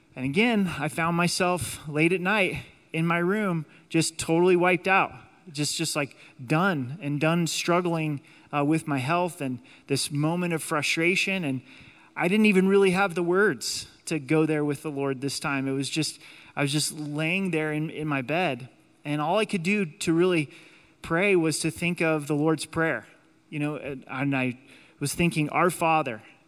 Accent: United States; God has allowed us to be citizens in the United States

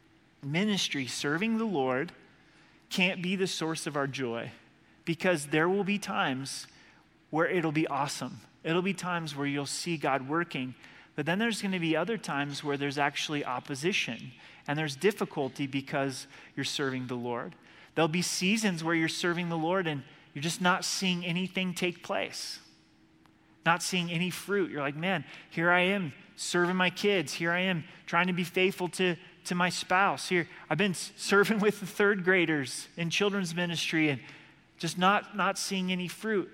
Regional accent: Oregon, United States; moved away; I'm from Oregon

